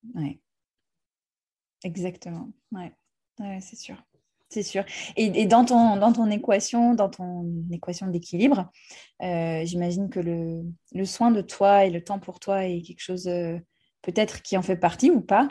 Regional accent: United States; now in France; j'ai grandi aux États-Unis

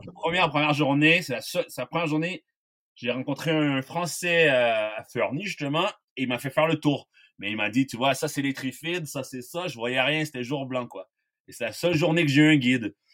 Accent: Quebec, Canada; moved away as an adult; now in La Grave, France; je viens du Québec

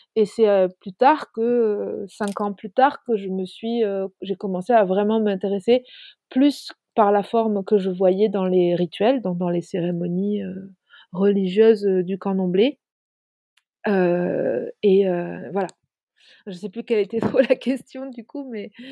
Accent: Lot, Occitania, France; also born or lived in Île-de-France; je suis française, d'origine du Lot, en Occitanie. Je vis entre l'Occitanie et l'Île-de-France.

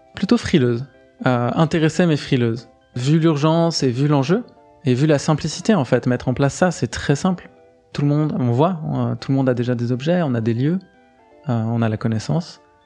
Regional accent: Geneva, Switzerland; c'est là où j'ai grandi

